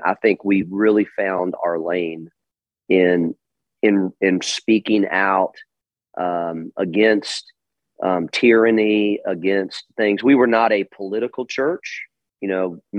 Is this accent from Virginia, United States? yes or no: yes; Richmond, Virginia, United States; now in Charlotte, United States; I'm originally from Richmond, Virginia